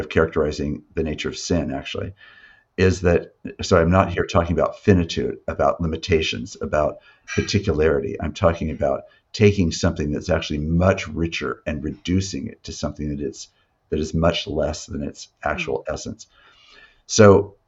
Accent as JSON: {"language": "English", "town": "Yakima", "region": "Washington", "country": "United States", "tie": "born or raised there", "said": "I was raised in Yakima"}